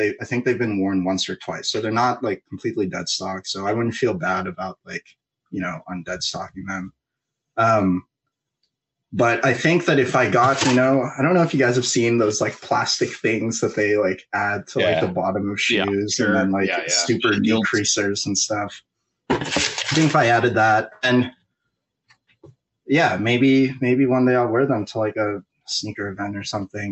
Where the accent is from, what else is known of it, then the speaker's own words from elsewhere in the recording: New York, United States; I'm from New York